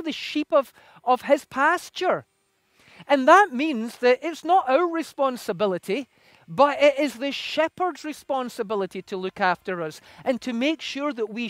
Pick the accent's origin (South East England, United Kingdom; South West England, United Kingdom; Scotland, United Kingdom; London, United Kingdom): Scotland, United Kingdom; moved away; I come originally from Scotland, and in Scotland we have sheep everywhere.